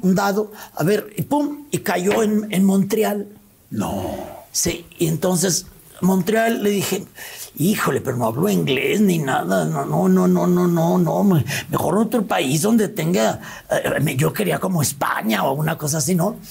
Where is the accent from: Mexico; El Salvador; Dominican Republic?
Mexico; León, Guanajuato; yo de León